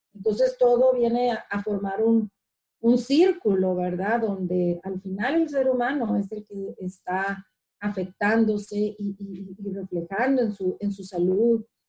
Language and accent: Spanish; Ciudad Obregón, Sonora, Mexico; moved away as an adult; now in Washington, United States; soy mexicana, ah, nací en el estado de, Sonora, de Ciudad Obregón, Sonora, y hace como 21 años estoy viviendo aquí en, los Estados Unidos, donde actualmente radico es en, Washington